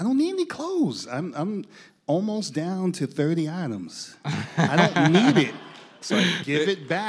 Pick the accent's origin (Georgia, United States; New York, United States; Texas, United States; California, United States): New York, United States; New York City; I'm from Brooklyn.